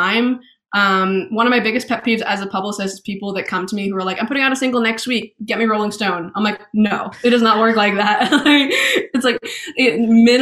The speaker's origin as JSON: {"language": "English", "region": "Maine", "country": "United States", "tie": "born or raised there", "also_born_or_lived": "Boston / London / Oxford", "said": "I was born in Boston, moved to Maine when I was a little kid, and then spent my first grade in London, moved back to Maine"}